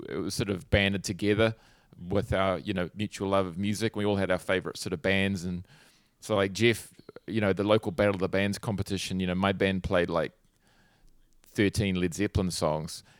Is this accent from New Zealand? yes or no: yes; Hawke's Bay, New Zealand; I grew up in Hawke's Bay, which is like a, it's a sort of a region about halfway up the North Island in New Zealand on the East Coast